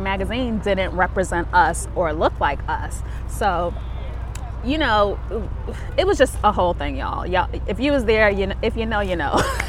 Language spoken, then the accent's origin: English; New York, United States; Like, I never say the Bronx. I say I'm from New York.